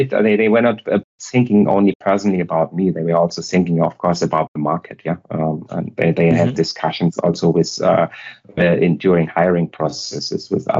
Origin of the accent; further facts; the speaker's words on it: Hamburg, Germany; moved away as an adult; now in Munich, Germany; I'm now based in Munich, and I live outside of Munich. But I'm originally from Hamburg, so from totally... The upper north. And there I've grown up and lived there for 36 years. So I moved to the Munich region 11 years back only.